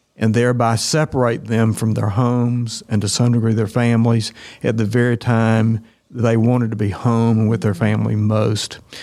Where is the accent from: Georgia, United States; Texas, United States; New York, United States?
Georgia, United States; Tifton; I'm actually from Tifton. I was at Tift County High School